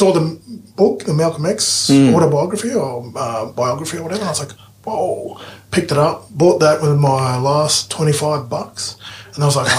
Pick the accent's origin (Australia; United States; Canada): Australia; Brisbane, Queensland; also born or lived in Inala; I grew up in Brackenridge, between Brackenridge and Inala.